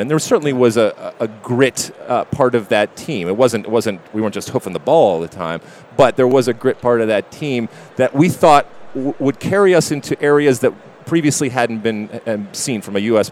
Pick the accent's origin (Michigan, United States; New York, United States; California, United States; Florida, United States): Michigan, United States; born or raised there; moved away as an adult; also born or lived in New Jersey